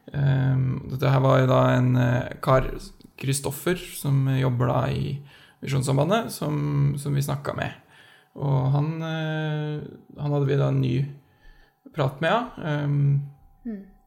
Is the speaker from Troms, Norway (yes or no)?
no; Skjetve, Østfold, Norway; moved away as an adult; now in Oslo, Norway; mann, 30 år, fra Skjetve i Østfold